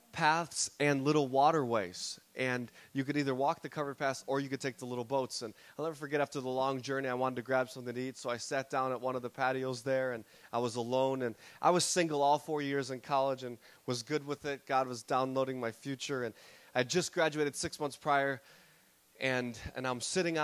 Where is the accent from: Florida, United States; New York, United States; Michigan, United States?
Michigan, United States; Detroit; I fly back to my hometown in Detroit.